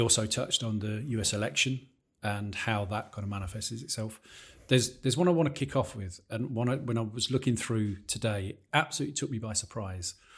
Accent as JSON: {"language": "English", "town": "Peterborough", "region": "East of England", "country": "United Kingdom", "said": "I come from Peterborough"}